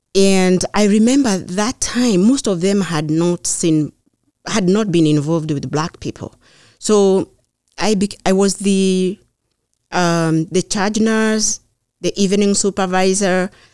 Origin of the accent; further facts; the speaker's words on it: Kenya; moved away as an adult; now in Beverly, United States; I grew up in Kenya.